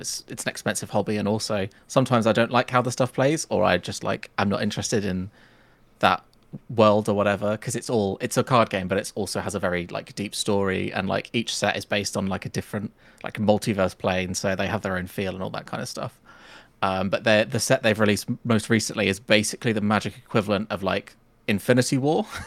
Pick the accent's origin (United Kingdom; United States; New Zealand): United Kingdom; Nuneaton, West Midlands; I'm from a small town called Nuneaton in, uh, the Midlands of, uh, the U K